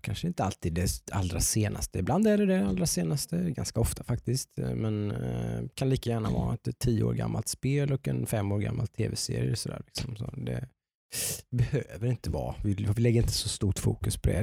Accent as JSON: {"language": "Swedish", "town": "Nässjö", "region": "Jönköping County", "country": "Sweden", "said": "i Nässjö där jag kommer ifrån"}